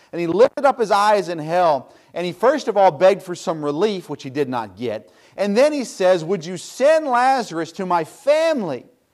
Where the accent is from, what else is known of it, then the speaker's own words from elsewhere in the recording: Tennessee, United States; moved away; I grew up in the South, of course, in Tennessee